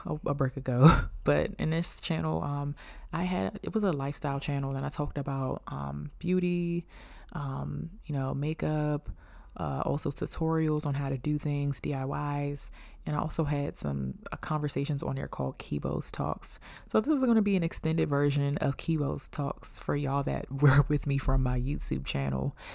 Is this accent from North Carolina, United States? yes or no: no; Beltsville, Maryland, United States; I'm from Bellsville, Maryland